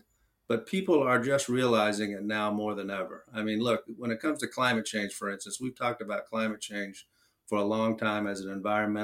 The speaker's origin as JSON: {"language": "English", "area": "outside of Raleigh", "region": "North Carolina", "country": "United States", "tie": "born or raised there", "moved": "yes", "lives_now": "California, United States", "said": "I grew up outside of Raleigh."}